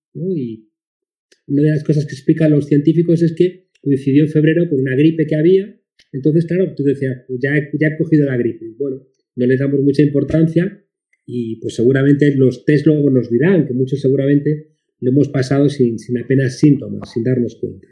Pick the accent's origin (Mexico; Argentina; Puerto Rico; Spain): Spain; aquí, en mi país, en España